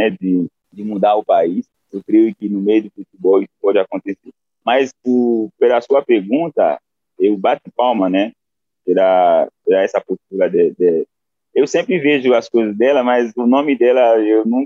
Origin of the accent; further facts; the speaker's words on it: Haiti; Portuguese is a second language; a alegria que eu sinto e todos os haitianos sentem para poder pra ver um, uma postura dessa, né?